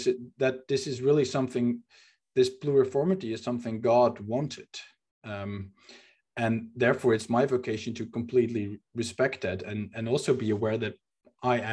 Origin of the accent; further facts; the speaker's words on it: Netherlands; first language Dutch; English is a second language; also born or lived in Amsterdam; I'm speaking in English right now and not in Dutch, not my native language, that I live in a city where I wasn't born